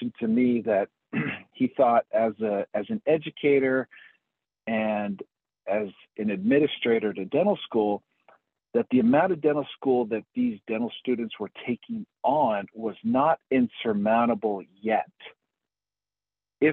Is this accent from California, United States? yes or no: no; Utah, United States; moved away as an adult; also born or lived in Philadelphia, Pennsylvania; now in Golden, United States; I am originally from Utah.